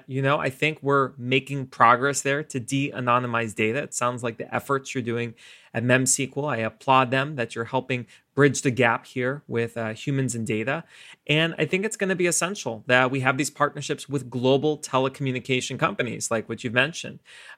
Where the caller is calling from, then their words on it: New York City, New York, United States; I'm joining everyone from New York City as we're continuing to reimagine and reopen the economy in Silicon Alley.